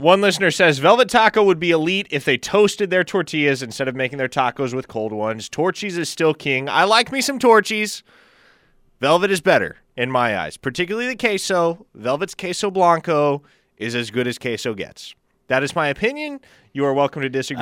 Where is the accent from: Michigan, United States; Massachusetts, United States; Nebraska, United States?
Nebraska, United States; Omaha; now in Norman, United States; my hometown, say what you will about it, it is easy to get around